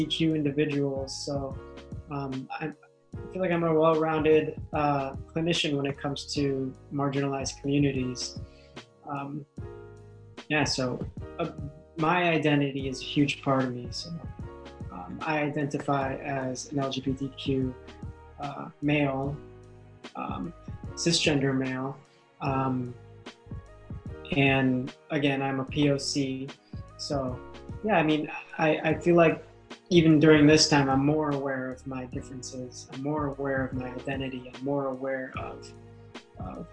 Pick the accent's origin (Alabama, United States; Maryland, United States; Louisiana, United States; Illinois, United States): Illinois, United States; Chicago; first language English; I was born here in Chicago. My family, my mom and dad, are from the Philippines, so I'm first generation American